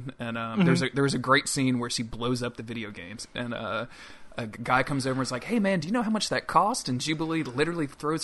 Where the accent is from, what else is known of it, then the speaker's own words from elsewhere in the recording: Louisiana, United States; not from South Louisiana, but I'm from Louisiana, and I live in South Louisiana